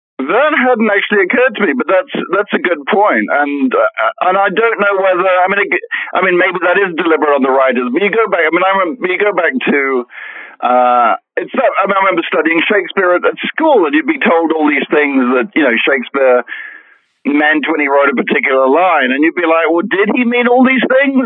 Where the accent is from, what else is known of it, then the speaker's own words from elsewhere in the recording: United Kingdom; accent: British; you can tell by my accent, hopefully, that I'm that I'm British